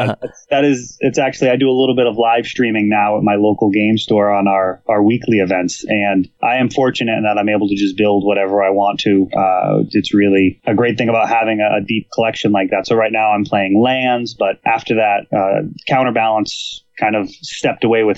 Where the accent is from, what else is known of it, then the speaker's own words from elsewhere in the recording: Millis, Massachusetts, United States; also born or lived in Medway, Massachusetts; I grew up in Millis, Massachusetts